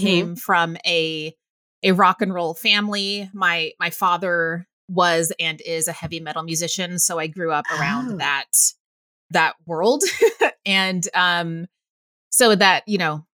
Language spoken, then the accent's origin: English; Waco, Texas, United States; moved away as an adult; also born or lived in Northern California; now in New York City, United States; Mom and I moved to Waco when I was 8